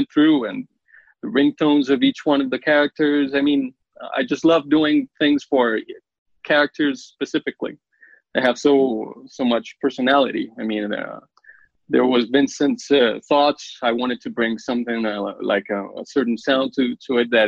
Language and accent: English; Colombia; I'm from Colombia